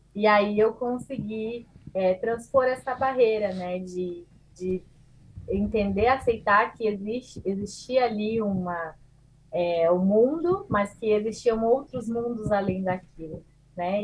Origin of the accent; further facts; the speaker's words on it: southern Brazil, Brazil; also born or lived in Portugal; sou brasileira, psicóloga, é, do sul do Brasil